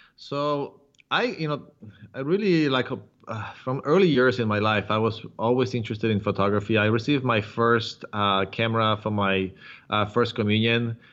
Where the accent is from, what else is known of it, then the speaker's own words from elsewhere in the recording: Warsaw, Masovian Voivodeship, Poland; now in San Diego, United States; I am uh, originally from Poland, from Warsaw